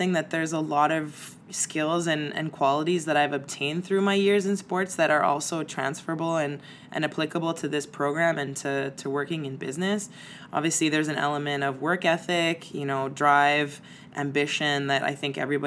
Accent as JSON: {"language": "English", "town": "Montreal", "region": "Quebec", "country": "Canada", "said": "I'm from Montreal"}